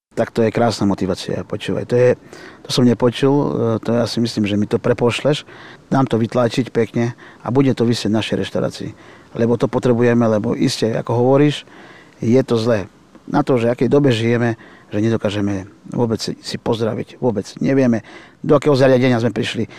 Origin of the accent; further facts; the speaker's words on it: Prešov, Prešov Region, Slovakia; now in Výťaz, Slovakia; pracoval v Prešove, v mojom rodnom meste, kde som sa narodil, ale bývam v obci Výťaz